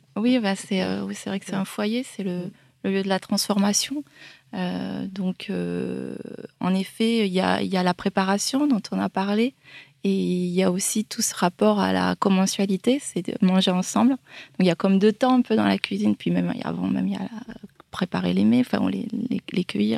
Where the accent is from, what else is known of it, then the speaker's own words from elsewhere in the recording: Toulouse, Occitania, France; je viens du Lauragais, euh, de Toulouse